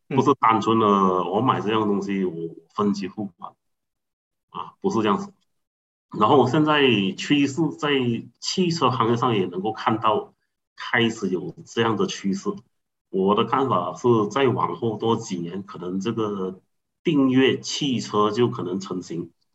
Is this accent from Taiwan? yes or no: no; Seremban, Negeri Sembilan, Malaysia; 我来自福隆啊，一个比较小的一个，一个市区